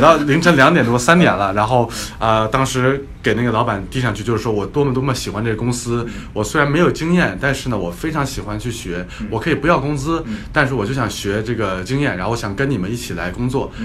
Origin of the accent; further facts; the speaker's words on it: northern China, China; 因为我是北方人嘛